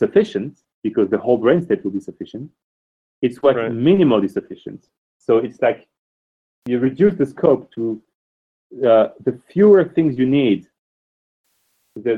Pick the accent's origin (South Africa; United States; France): France; moved away; also born or lived in Oxford; I'm a man from France who lived in Oxford